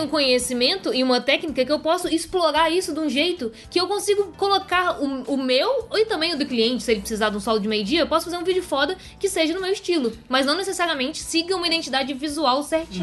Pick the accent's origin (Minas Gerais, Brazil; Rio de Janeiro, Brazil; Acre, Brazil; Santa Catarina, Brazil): Minas Gerais, Brazil; Belo Horizonte; A gente é de Belo Horizonte, a gente ama a nossa cidade.